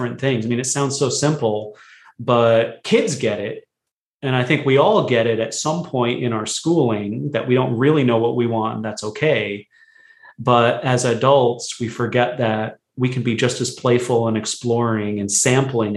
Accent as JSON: {"language": "English", "country": "United States", "tie": "born or raised there", "said": "I was born in America, but my family's from India originally"}